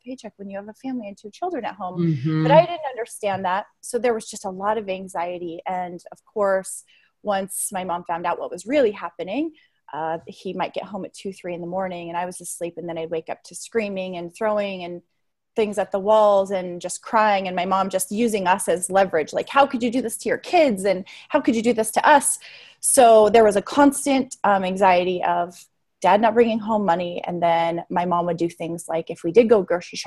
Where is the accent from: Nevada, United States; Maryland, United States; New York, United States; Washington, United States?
Nevada, United States; Las Vegas; I grew up in Las Vegas, and perfect place to grow up with a compulsive gambler as a dad, not